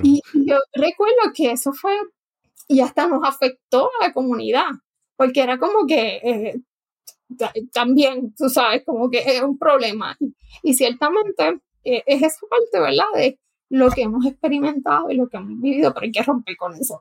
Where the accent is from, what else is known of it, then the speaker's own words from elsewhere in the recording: Guayama, Puerto Rico; yo nací en Guayama, Puerto Rico, así que como dicen, soy bruja de nacimiento. Me crié en, el área sur de Puerto Rico